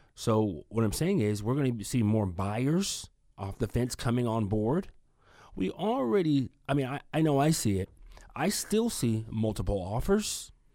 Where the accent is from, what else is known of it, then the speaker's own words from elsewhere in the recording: Union City, California, United States; moved away as an adult; now in Fresno, United States; I'm from the East Bay, Union City, Fremont